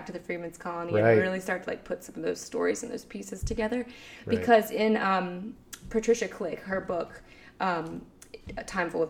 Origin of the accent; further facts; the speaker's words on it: Dare County, North Carolina, United States; I grew up in Dare County and went, you know, daycare through high school, every year of school in this county